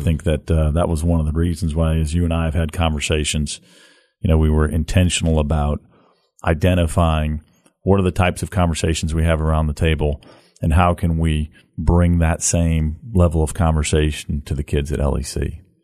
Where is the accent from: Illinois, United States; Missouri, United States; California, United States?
Missouri, United States; St. Louis; now in Memphis, United States; born and raised in Saint Louis, Missouri.